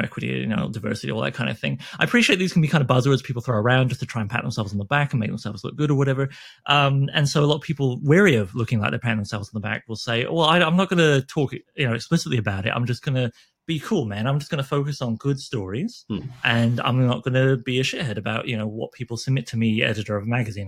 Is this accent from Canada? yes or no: yes; Canada; I'm Canadian